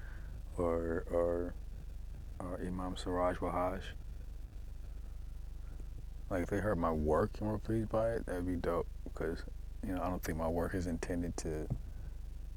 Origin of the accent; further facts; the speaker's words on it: West Coast, United States; I'm from the West Coast